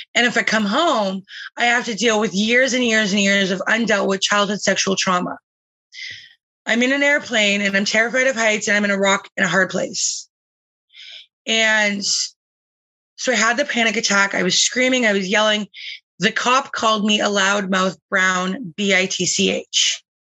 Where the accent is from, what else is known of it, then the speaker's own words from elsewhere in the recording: Calgary, Alberta, Canada; now in British Columbia, Canada; I was born in Calgary.